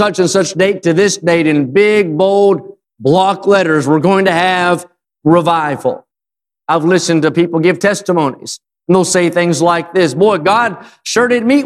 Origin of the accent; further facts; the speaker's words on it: West Virginia, United States; I'm not from there. I'm from West Virginia